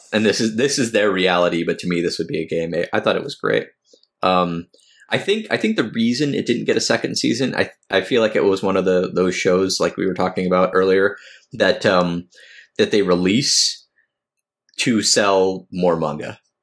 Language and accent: English; United States; I'm American.